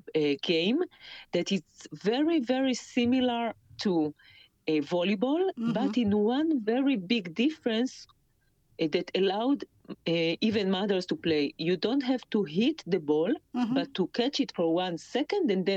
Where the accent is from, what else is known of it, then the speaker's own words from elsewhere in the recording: Kfar Saba, Central District, Israel; So in my hometown, Kfar Saba